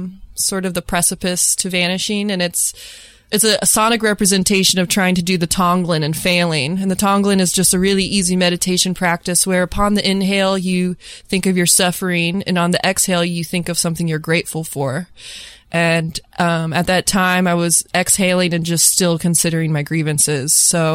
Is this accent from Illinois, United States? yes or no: yes; Chicago, Illinois, United States; on November 21st, we're doing a show here in my hometown in Chicago at Talia Hall.